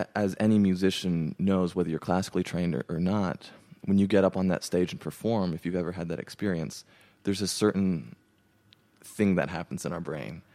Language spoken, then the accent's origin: English; Pasadena, California, United States; moved away as an adult; now in Nashville, United States; I grew up in Pasadena, California, and that's where I, you know, grew up all 18 years